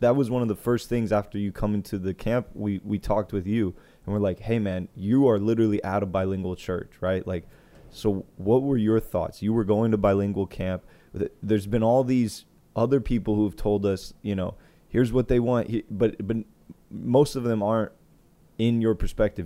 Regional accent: Indiana, United States; moved away; I was born in Indiana.

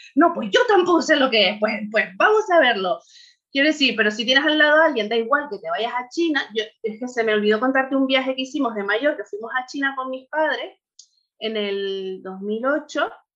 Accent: Tenerife, Canary Islands, Spain; moved away as an adult; now in Bulgaria; Y allí nacimos mi hermana y yo. Y allí es de donde soy, vamos, y donde crecí todo, hasta los 30 y largos que nos fuimos de allí.

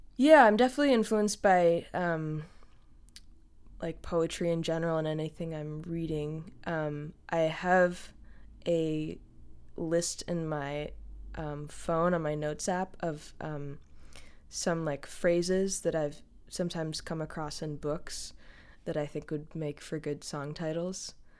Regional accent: the Berkshires, Western Massachusetts, United States; now in Brooklyn, United States; I live in Brooklyn, New York, um, though I'm originally from Western Massachusetts, uh, from an area called the Berkshires

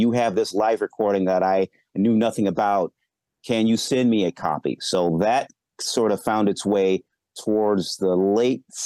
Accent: Midwest, United States; I'm from the Midwest

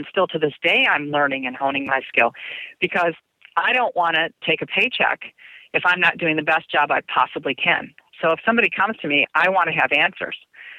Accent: Germany; moved away; remember again, I grew up in Germany. Well, I say I grew up, I never really grew up, but I became more mature in Germany.

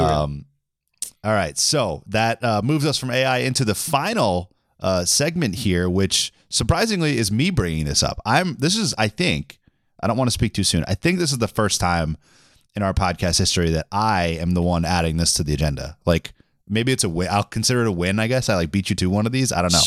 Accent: Boston, Massachusetts, United States; I was from Boston

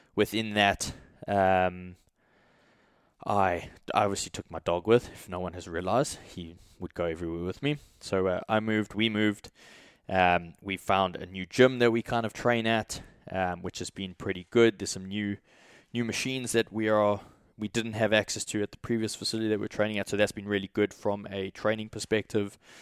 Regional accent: South Africa; moved away; also born or lived in Australia; being from South Africa

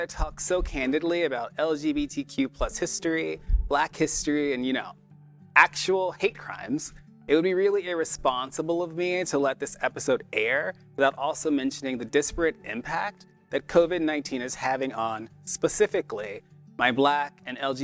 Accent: Atlanta, Georgia, United States; I grew up in Georgia.

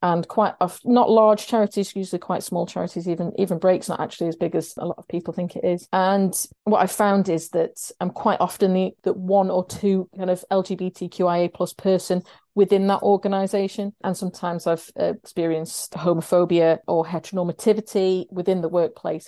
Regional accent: Sheffield, Yorkshire and the Humber, United Kingdom; I live in Sheffield and I'm from Sheffield

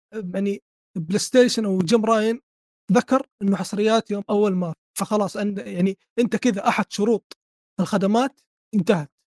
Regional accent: Saudi Arabia; عندنا في السعوديه

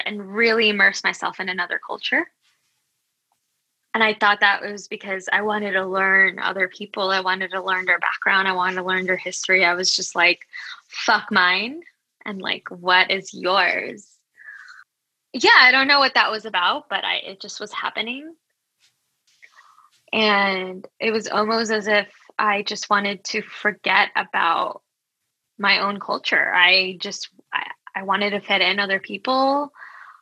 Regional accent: Los Angeles, California, United States; also born or lived in Quezon City, Philippines; I actually was originally born in Panorama City, California, so towards SoCal

